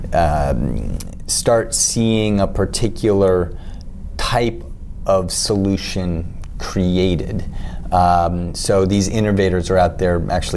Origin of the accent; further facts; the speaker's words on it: Midwest, United States; We're both from the Midwest